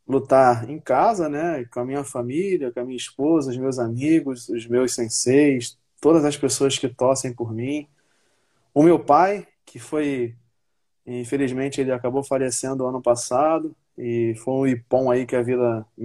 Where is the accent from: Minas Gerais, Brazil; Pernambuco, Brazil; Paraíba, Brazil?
Paraíba, Brazil; also born or lived in Complexo do Alemão, Rio de Janeiro; Então, eu vim do complexo do alemão, é, depois que eu vim da Paraíba, eu morei alguns anos no Complexo do Alemão e eu vi essa realidade, né?